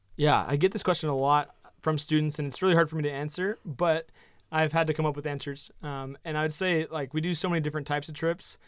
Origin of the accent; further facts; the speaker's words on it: Oregon, United States; moved away as an adult; also born or lived in New Zealand; now in Phoenix, United States; I was from Oregon originally, so I kind of grew up in the outdoors